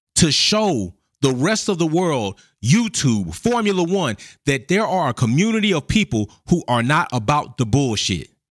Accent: United States; I was born in the United States of America.

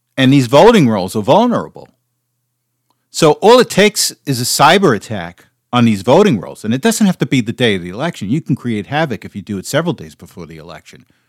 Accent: United States; also born or lived in New Jersey; as an American

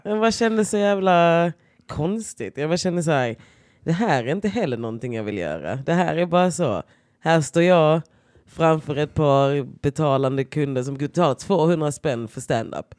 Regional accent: Skåne, Sweden; now in Stockholm, Sweden

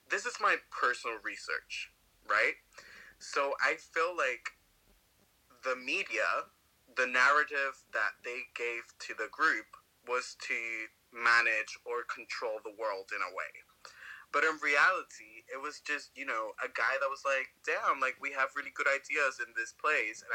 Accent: Venezuela; moved away; I'm from Venezuela. The Bermuda Triangle wasn't that far away from Venezuela. And when I was growing up

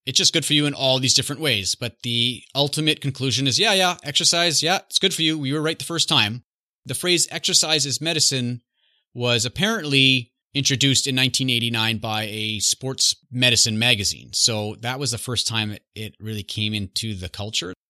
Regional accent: Canada; I'm growing up in Canada

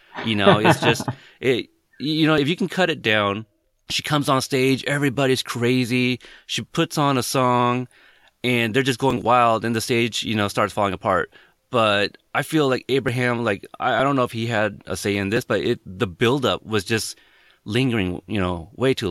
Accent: West Coast, United States; also born or lived in Corpus Christi, Texas; I'm from the West Coast

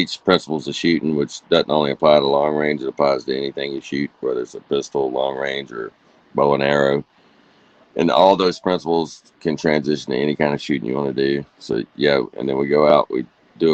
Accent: Georgia, United States; born or raised there; moved away as an adult

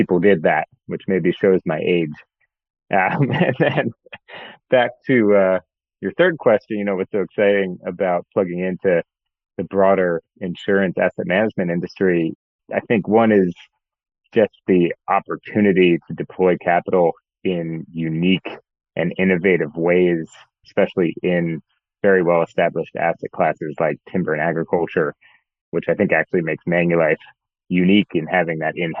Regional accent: Mount Laurel, New Jersey, United States; I grew up outside of Philadelphia in a town called Mount Laurel, New Jersey. So I'm a South Jersey native

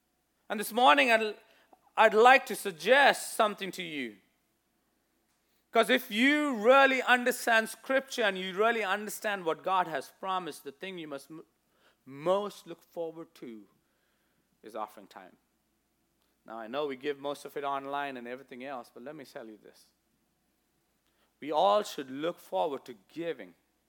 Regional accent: India; growing up in India, you see this quite a lot. If you've seen sometimes when I wear my Indian outfit, what you call a kameez, you know, the salwar kameez

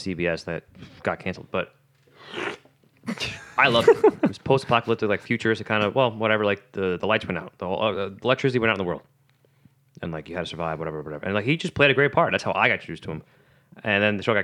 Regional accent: New York City, New York, United States; I'm from Staten Island

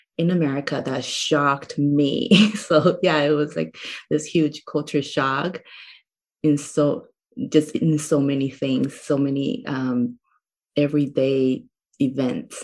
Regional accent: Taiwan; English is a second language; moved away as an adult; now in United States; I was born and raised in Taiwan, and I came to the United States when I was 22.

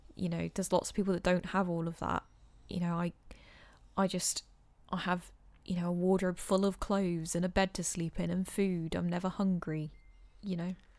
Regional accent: England, United Kingdom; We're being so English

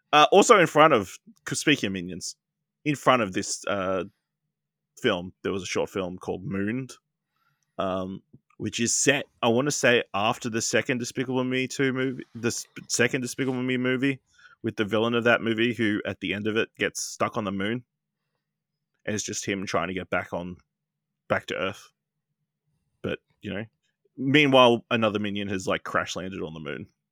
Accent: Australia; as an Australian.

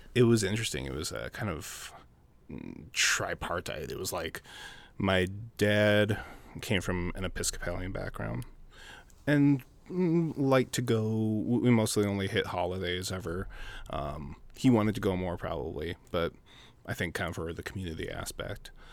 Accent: Minneapolis, Minnesota, United States; also born or lived in South Dakota / Phoenix; I was born in South Dakota, raised in Minneapolis, uh, lived in the Twin Cities for thirty years

